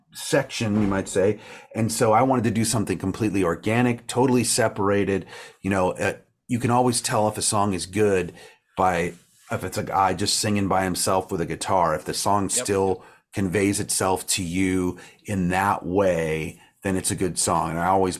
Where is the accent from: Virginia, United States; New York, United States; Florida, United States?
Virginia, United States; now in Los Angeles, United States; I grew up in Virginia